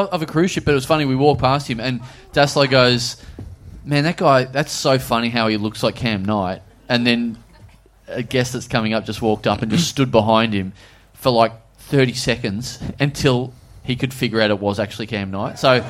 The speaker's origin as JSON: {"language": "English", "town": "Melbourne", "region": "Victoria", "country": "Australia", "said": "from Melbourne."}